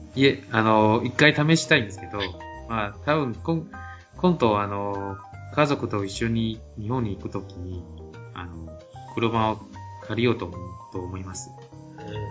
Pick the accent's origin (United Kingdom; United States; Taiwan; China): Taiwan; southern Taiwan; Japanese is a second language; also born or lived in Taipei; 台湾からのイーソンです